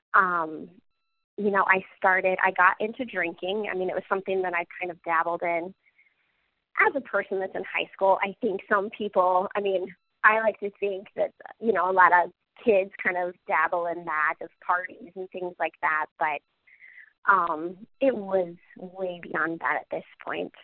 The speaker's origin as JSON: {"language": "English", "town": "Cedar Rapids", "region": "Iowa", "country": "United States", "tie": "born or raised there", "said": "I'm from Cedar Rapids. I grew up here"}